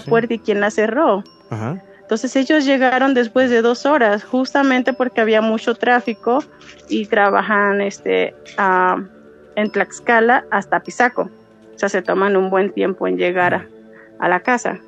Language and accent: Spanish; Dominican Republic; moved away as an adult; now in Mexico; soy dominicana, pero resido aquí este, en México hace ya 12 años